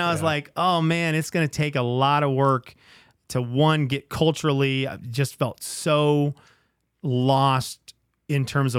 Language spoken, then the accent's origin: English; Venezuela; one of the things I'm most thankful about growing up in Venezuela is a sense of community